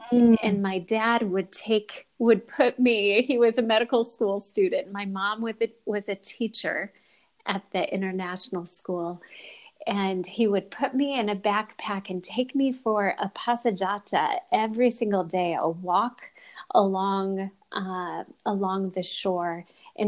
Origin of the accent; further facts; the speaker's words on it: Liguria, Italy; born there; I was born on the Italian Riviera. My dad was a medical student in the 1970s